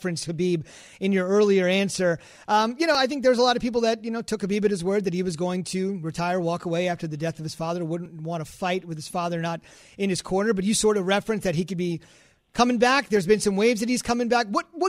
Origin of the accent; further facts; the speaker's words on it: India; Oh, I love it. I'm Indian.